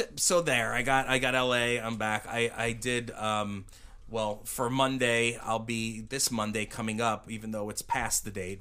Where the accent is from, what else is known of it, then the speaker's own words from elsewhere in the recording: Uniondale, New York, United States; I grew up in a in Uniondale, New York